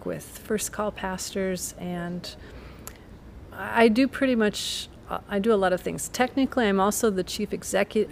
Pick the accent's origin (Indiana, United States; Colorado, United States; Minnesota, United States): Minnesota, United States; Jackson; moved away as an adult; now in Wisconsin, United States; I grew up in a farm in southwest Minnesota